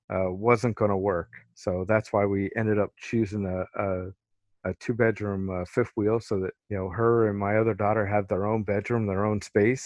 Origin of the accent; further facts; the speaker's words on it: Pennsylvania, United States; I was in central Pennsylvania, right outside of Harrisburg.